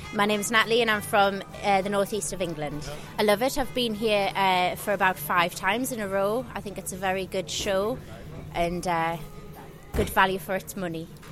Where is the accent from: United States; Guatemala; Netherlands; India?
Netherlands; The Hague, South Holland; the Hague.